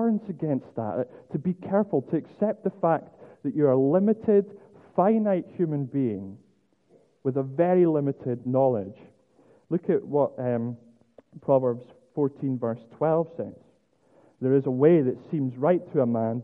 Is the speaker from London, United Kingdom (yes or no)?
no; Scotland, United Kingdom; as a Scotsman